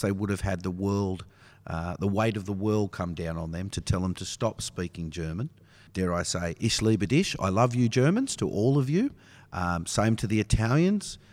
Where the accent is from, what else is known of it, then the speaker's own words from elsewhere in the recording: Biripi Thunghutti country, New South Wales, Australia; I've been born and raised as a Biripi Thungati Guri